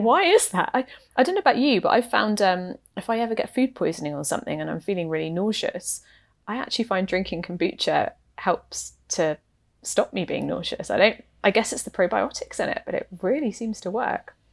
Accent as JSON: {"language": "English", "region": "England", "country": "United Kingdom", "tie": "born or raised there", "moved": "yes", "lives_now": "Canada", "said": "I am not Canadian. I am, in fact, English and, uh, grew up in the U K"}